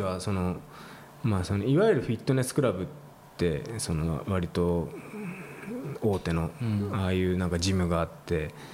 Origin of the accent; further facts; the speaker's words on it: Kanagawa, Japan; 僕生まれも育ちも湘南だったんで